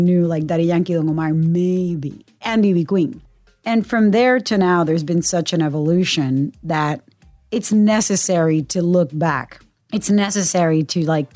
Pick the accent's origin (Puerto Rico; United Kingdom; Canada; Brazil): Puerto Rico; I'm a CBS News correspondent born and raised in Puerto Rico